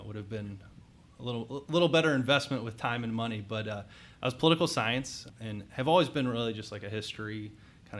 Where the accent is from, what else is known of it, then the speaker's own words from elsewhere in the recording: Akron, Ohio, United States; also born or lived in Atlanta, Georgia; I was born in Atlanta, Georgia. And when I was young, my dad got transferred up to the Akron area.